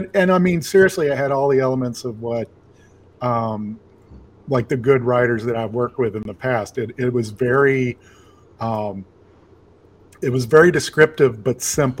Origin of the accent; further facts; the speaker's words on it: Jackson, Tennessee, United States; also born or lived in Selmer, Tennessee; I'm from Jackson, Tennessee, and even before that, we lived in a small town called Selmer